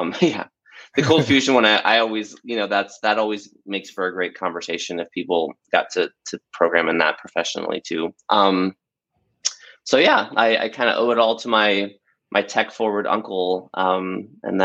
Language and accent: English; Bradenton, Florida, United States; the little town I grew up in Florida, which is called Bradenton.